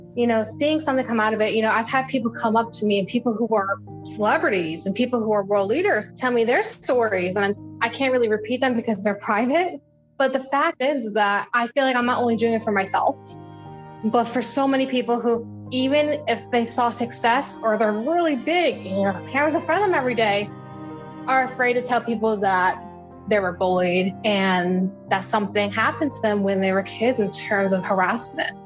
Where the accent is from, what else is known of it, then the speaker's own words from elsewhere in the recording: Jersey Shore, New Jersey, United States; moved away; I grew up in the Jersey Shore area